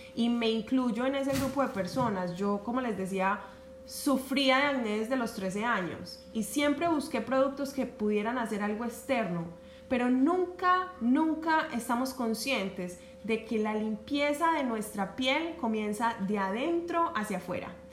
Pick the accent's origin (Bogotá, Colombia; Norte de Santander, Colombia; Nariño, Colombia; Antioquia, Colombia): Antioquia, Colombia; Medellín; accent: Paisa; moved away as an adult; now in United States; yo soy de Medellín, Paisa, y en nuestra ciudad, en Colombia, eh, pues somos casi que la gran mayoría criados a desayunar con arepa y chocolate. Entonces eso estaba muy, muy, muy conectado con mi infancia